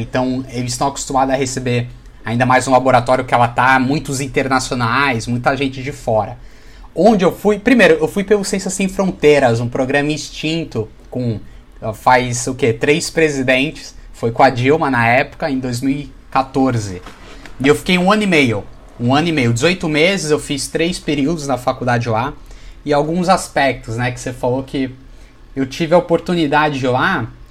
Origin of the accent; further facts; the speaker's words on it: Santos, São Paulo, Brazil; Sou de Santos, então sou do Vitoral de São Paulo